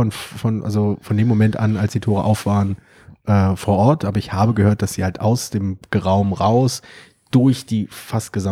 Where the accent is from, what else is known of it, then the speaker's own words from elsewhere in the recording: Berlin, Germany; also als ansässiger Berliner, als gebürtiger Berliner, ist das halt auch vor allem ein, ähm, eine Veranstaltung, die ich in dieser Art noch nicht kannte